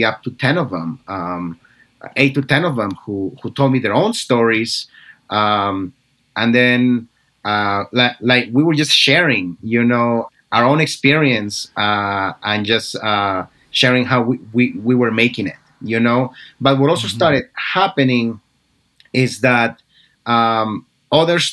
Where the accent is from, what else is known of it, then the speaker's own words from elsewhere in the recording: New Jersey, United States; I grew up in New Jersey